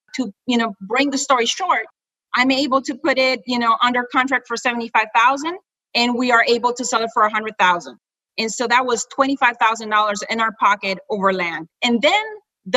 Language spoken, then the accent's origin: English; Honduras; moved away as an adult; now in United States; I am originally from Honduras. I'm an immigrant from Central America. I came here in 1995